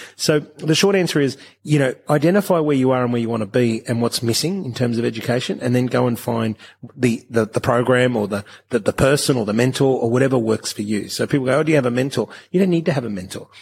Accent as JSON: {"language": "English", "country": "Australia", "tie": "born or raised there", "said": "I was born in Australia"}